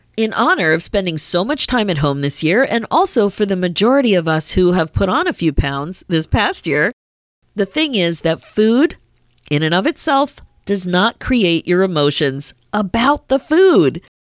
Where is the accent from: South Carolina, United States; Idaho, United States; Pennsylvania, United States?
Pennsylvania, United States; I grew up in Pennsylvania